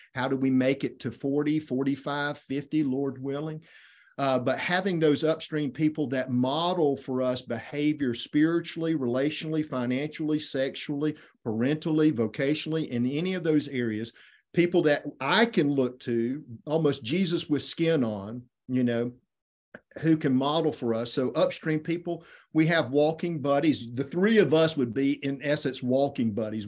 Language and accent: English; Effingham County, Southeast Georgia, United States; I grew up in Effingham County, Southeast Georgia